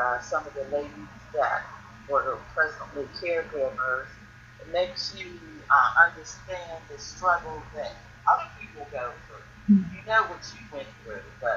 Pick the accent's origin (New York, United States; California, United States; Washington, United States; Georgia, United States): Georgia, United States; Stone Mountain; I'm from Stone Mountain